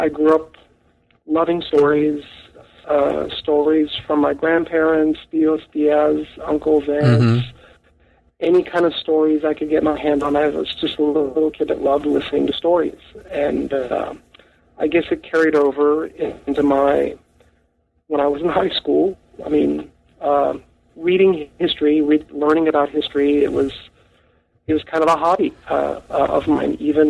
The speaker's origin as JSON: {"language": "English", "town": "Freer", "region": "Texas", "country": "United States", "tie": "born or raised there", "said": "I'm a South Texas native. I come from a little town called Freer, Texas."}